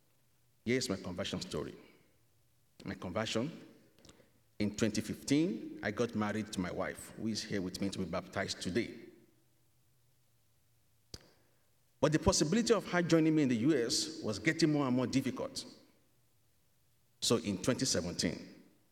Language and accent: English; Nigeria; moved away as an adult; now in Canada; I am from Nigeria.